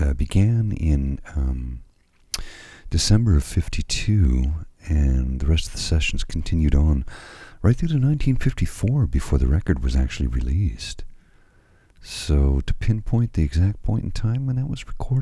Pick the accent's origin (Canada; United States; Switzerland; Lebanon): Canada; being a Canadian